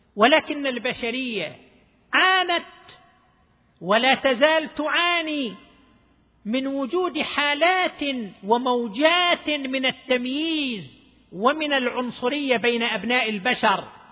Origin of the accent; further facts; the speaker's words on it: Dammam, Eastern Province, Saudi Arabia; عندنا في الدمام